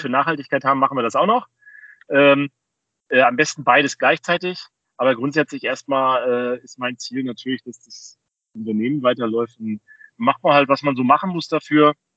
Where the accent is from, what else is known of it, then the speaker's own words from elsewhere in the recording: Rostock, Mecklenburg-Vorpommern, Germany; in meiner Heimatstadt Rostock